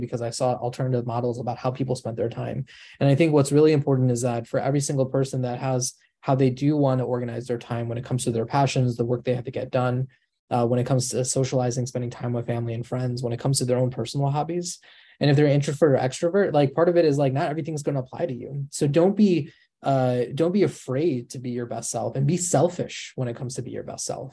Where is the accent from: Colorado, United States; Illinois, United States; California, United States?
Illinois, United States; Chicago; I'm born and raised in Chicago